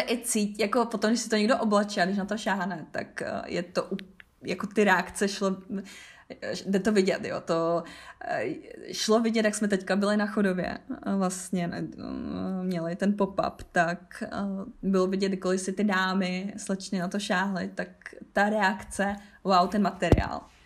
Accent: Havířov, Moravian-Silesian Region, Czechia; jsem z Havířova, což je 20-30 minut od polských hranic

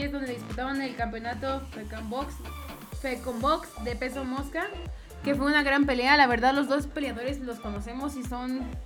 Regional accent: Mexico; aunque somos mexicanos

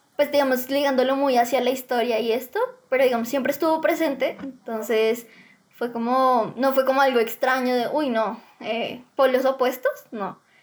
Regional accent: Bogotá, Colombia; tengo 18 años, soy de Bogotá

